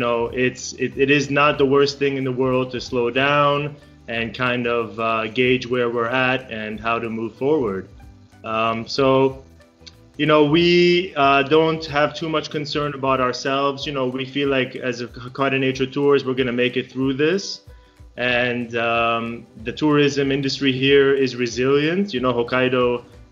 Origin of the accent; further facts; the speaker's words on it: United States; moved away as an adult; also born or lived in Israel; now in Japan; So I was born in Israel. And lived there until I was 7. And without asking me, my parents took us all to America. And that's where I grew up